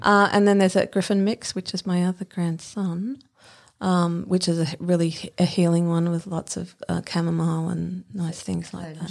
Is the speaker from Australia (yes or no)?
yes; Brisbane, Queensland, Australia; I lived, I grew up in Spring Hill